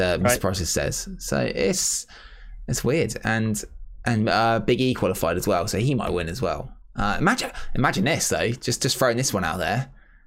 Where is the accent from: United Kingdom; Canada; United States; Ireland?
United Kingdom; Us being British